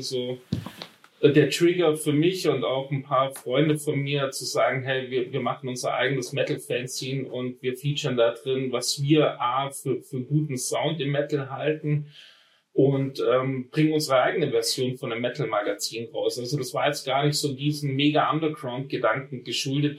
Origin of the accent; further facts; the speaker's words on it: Friedrichshafen, Baden-Württemberg, Germany; Ich bin am, am Bodensee aufgewachsen, in Friedrichshafen